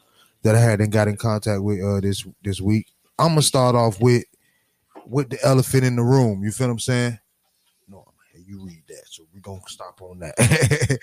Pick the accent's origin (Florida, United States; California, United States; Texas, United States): Florida, United States; Miami; I'm from Miami, dog. Born and raised in the county of Dade